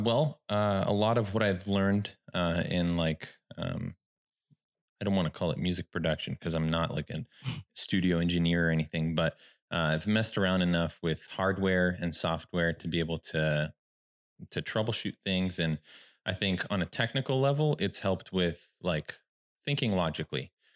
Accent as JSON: {"language": "English", "town": "Sacramento", "region": "California", "country": "United States", "tie": "born or raised there", "said": "I'm from Sacramento, this is where I was born."}